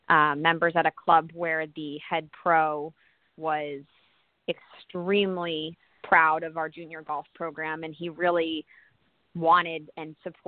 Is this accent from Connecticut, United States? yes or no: yes; Connecticut, United States; I grew up in Connecticut